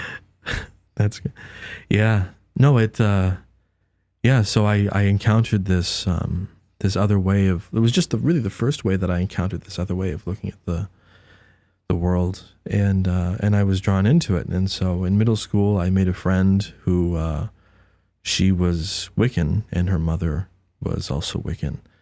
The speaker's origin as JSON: {"language": "English", "town": "Haverhill", "region": "Massachusetts", "country": "United States", "tie": "born or raised there", "said": "born in Massachusetts, um, raised, uh, you know, a Presbyterian"}